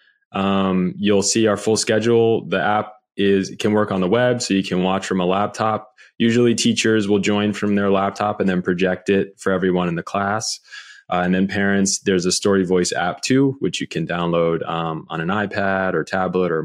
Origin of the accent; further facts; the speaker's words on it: Montclair, New Jersey, United States; I'm from Montclair